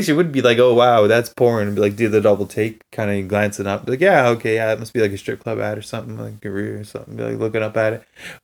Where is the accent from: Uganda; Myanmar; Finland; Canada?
Canada; from Canada